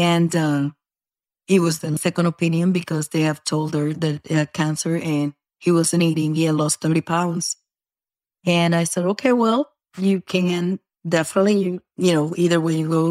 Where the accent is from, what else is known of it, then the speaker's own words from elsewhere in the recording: Puerto Rico; also born or lived in New York; now in Florida, United States; I was born in New York and then I'm raised in Puerto Rico